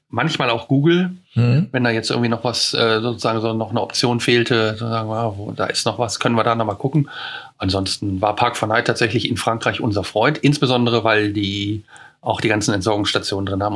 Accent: near Neandertal, North Rhine-Westphalia, Germany; wo ich herkomme, sage ich immer mhm. näher Neandertal

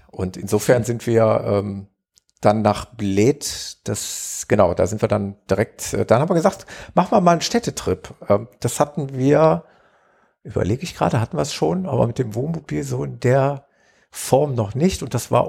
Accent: Gelsenkirchen, North Rhine-Westphalia, Germany; in etwa so eine Größenordnung wie meine Heimatstadt Gelsenkirchen, würde ich mal sagen.

